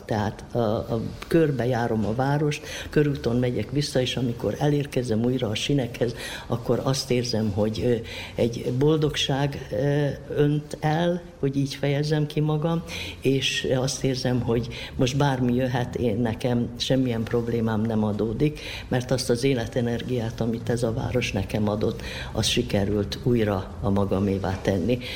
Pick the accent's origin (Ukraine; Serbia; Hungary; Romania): Serbia; Sombor, Vojvodina; moved away as an adult; also born or lived in Novi Sad; now in Subotica, Serbia; itt születtem zomborban, és itt nevelkedtem